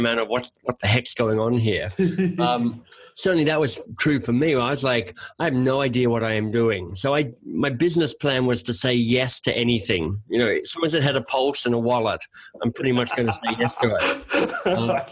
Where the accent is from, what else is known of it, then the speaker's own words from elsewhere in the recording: Australia; moved away as an adult; also born or lived in Oxford, England / London, England / Boston, United States; now in Canada; I'm Australian by birth